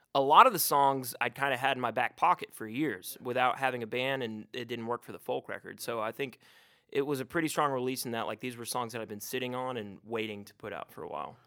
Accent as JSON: {"language": "English", "town": "Chattanooga", "region": "Tennessee", "country": "United States", "tie": "born or raised there", "said": "my hometown"}